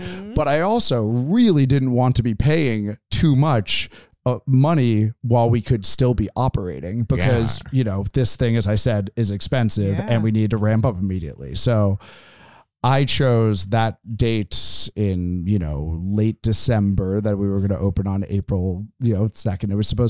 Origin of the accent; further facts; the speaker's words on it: East Coast, United States; also born or lived in San Francisco; you know, I'm initially from the East Coast and then lived in San Francisco and then moved up here to open this venue.